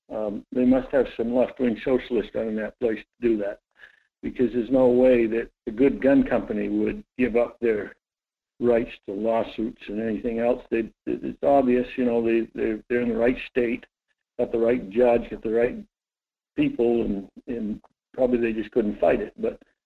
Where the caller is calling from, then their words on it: Homer, United States; … from Homer.